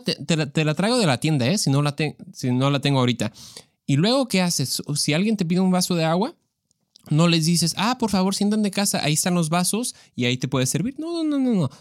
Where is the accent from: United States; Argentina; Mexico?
Mexico; yo soy mexicano, entonces eso es lo que, con lo que yo crecí